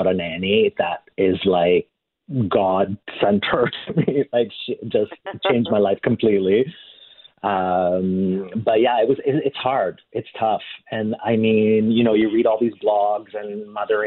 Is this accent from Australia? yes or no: no; Canada; also born or lived in Italy; I'm Canadian and I was born in Italy